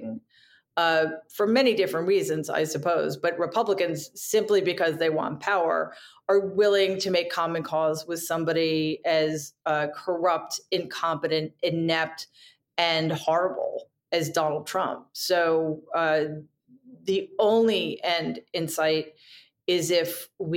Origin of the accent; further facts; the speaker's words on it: New York, United States; as a New Yorker